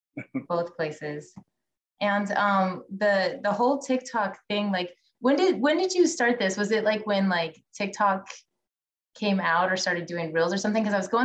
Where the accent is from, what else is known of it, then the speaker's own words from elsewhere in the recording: West Coast, United States; I grew up on the West Coast.